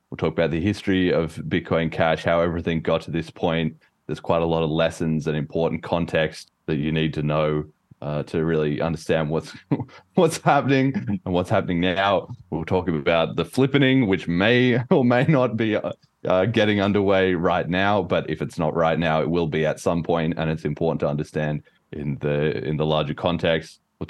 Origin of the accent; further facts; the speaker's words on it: Australia; now in United Kingdom; I'm Australian, as you may or may not be able to tell from my accent. It's been slowly fading over time a little bit as I've been living in the UK.